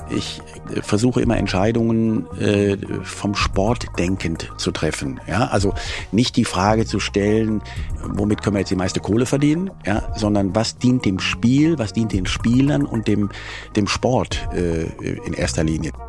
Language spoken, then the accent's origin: German; Leverkusen, North Rhine-Westphalia, Germany; now in Cologne, Germany; ich bin in Leverkusen äh, geboren